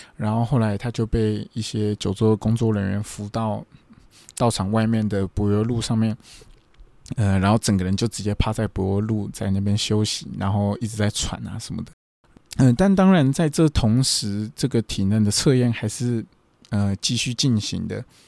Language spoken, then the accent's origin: Chinese; Taiwan; moved away as an adult; now in Japan; 我是台湾人，日文没有那么的厉害